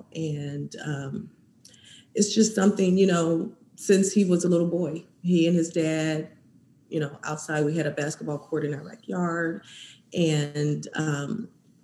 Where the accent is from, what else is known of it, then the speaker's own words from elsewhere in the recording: Valparaiso, Indiana, United States; moved away; from Valparaiso, Indiana, where we're originally from